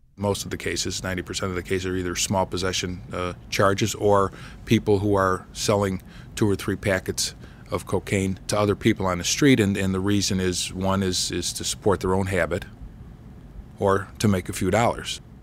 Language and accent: English; Chicago, Illinois, United States; I was born and raised on the in Chicago on the South Side.